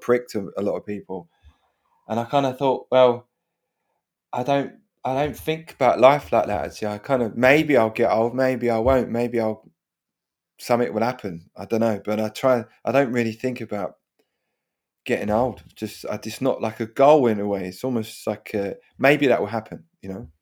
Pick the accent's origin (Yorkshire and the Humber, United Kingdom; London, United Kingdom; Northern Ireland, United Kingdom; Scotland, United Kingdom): London, United Kingdom; where I grew up, the kind of parenting in my head you know, South London